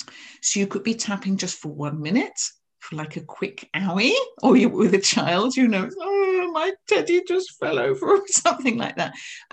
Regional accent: England, United Kingdom; now in Scotland; I live in Scotland, so even though I'm English, the och comes out there.

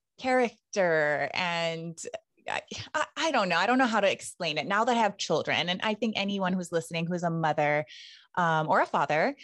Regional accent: Hilo, Hawaii, United States; that's how we ended up in Hilo, because my parents aren't from Hawaii, but I was born and raised here

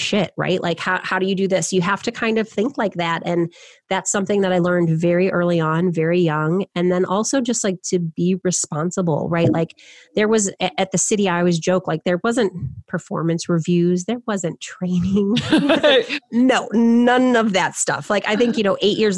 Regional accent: suburbs of Detroit, Michigan, United States; moved away as an adult; now in Chicago, United States; I'm from the suburbs of Detroit.

